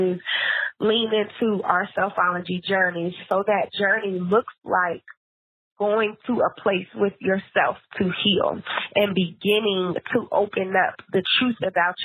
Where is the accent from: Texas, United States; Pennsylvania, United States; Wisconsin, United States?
Pennsylvania, United States; Philadelphia; moved away as an adult; also born or lived in Atlanta, Georgia / Los Angeles, California; now in Oakland, United States; I am originally from Philly